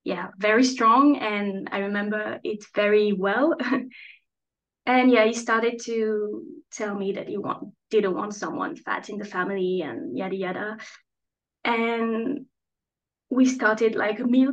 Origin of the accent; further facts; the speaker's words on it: France; also born or lived in Strasbourg; I'm French, and I'm chatting today from Strasbourg